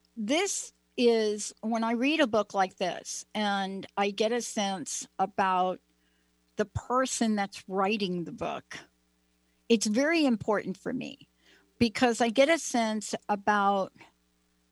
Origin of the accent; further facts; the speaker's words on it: New Jersey, United States; I'm from New Jersey